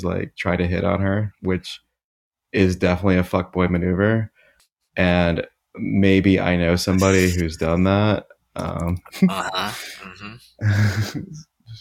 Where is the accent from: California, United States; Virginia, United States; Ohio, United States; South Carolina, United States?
Ohio, United States; Columbus; we're from Columbus, which is where Wendy started